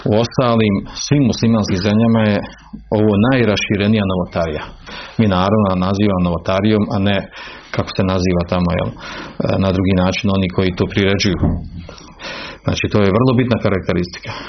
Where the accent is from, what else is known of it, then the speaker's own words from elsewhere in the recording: Bosnia & Herzegovina; kod nas u Bosni, kod Bošnjaka